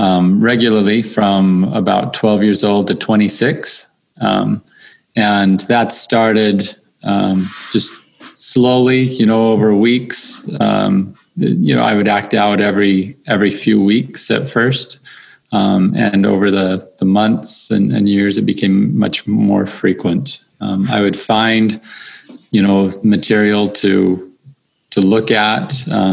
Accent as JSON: {"language": "English", "town": "St. George", "region": "Utah", "country": "United States", "tie": "born or raised there", "said": "I grew up in St. George"}